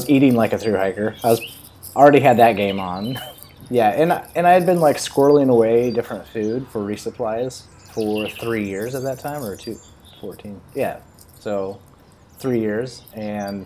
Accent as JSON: {"language": "English", "region": "West Coast", "country": "United States", "tie": "born or raised there", "said": "growing up on the West Coast and loving the Sierra and loving Oregon"}